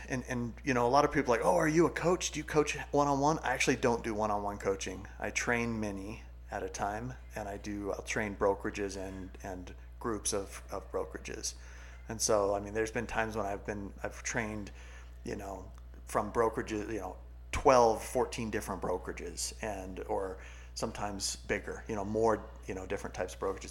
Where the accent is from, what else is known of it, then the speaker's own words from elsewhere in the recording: California, United States; also born or lived in New Mexico; now in Utah, United States; I grew up in California beach community or beach you know environment.